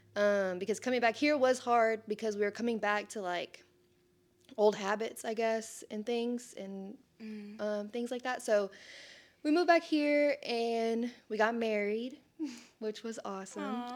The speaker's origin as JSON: {"language": "English", "town": "Sherman", "region": "Texas", "country": "United States", "tie": "born or raised there", "said": "I'm born and raised in Sherman"}